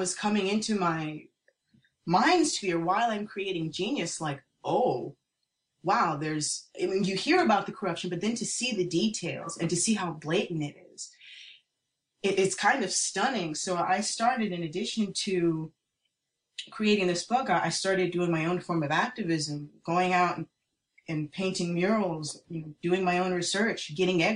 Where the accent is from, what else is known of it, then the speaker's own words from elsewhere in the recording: New York City, New York, United States; I grew up in New York City